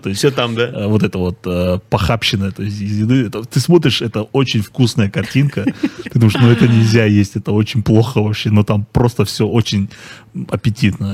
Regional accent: Karaganda, Karaganda Region, Kazakhstan; я сам из Караганды.

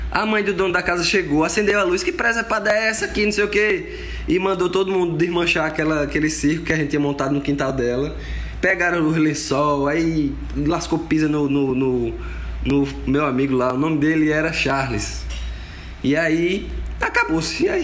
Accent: Caruaru, Pernambuco, Brazil; now in Maceió, Brazil; Alagoas, Maceió, vindo das terras de Caruaru, Pernambuco, mas moro aqui há mais de 25 anos já, então eu sou alagoano.

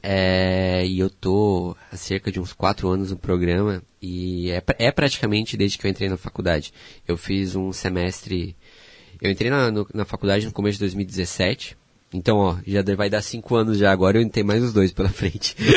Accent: Pomerode, Santa Catarina, Brazil; moved away as an adult; also born or lived in Blumenau; now in Joinville, Brazil; fui criado em Pomerode

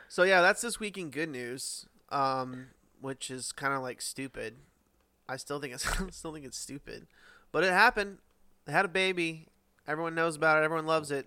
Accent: United States

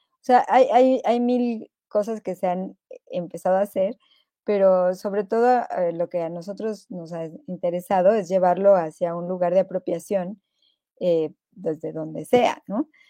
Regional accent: Mexico; aquí en México

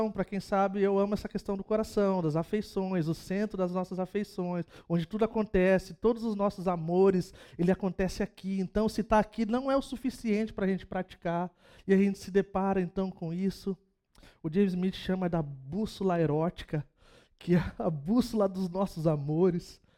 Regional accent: São Vicente, São Paulo, Brazil; Gente, sou de São Vicente, cara, 013.

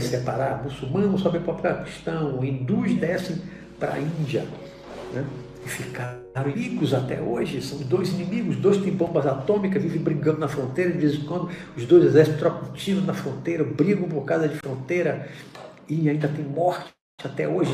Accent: Brazil; also born or lived in Bahia; Hoje eu vivo no Brasil, sou brasileiro

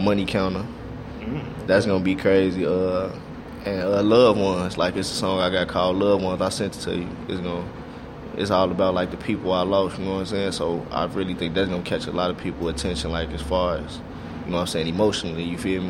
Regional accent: Chicago, Illinois, United States; I'm so Chicago

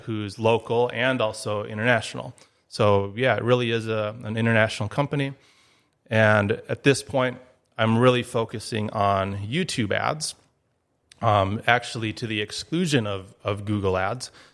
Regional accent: Duluth, Minnesota, United States; moved away as an adult; also born or lived in Eau Claire, Wisconsin; now in Grand Forks, United States; I grew up in Duluth, Minnesota

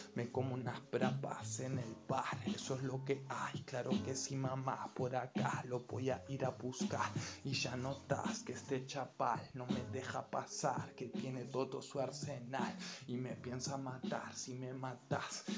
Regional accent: Argentina; No nací en Barracas, pero en un barrio al lado

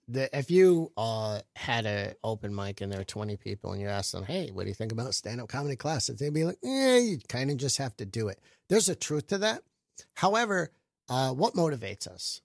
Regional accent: Flint, Michigan, United States; also born or lived in Tampa, Florida; now in New York, United States; I moved here from Tampa, but I was born in Flint, Michigan

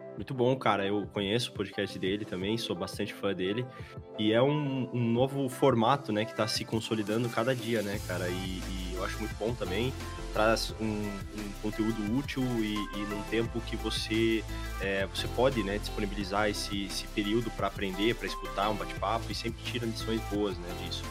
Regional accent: Curitiba, Paraná, Brazil; Somos de Curitiba

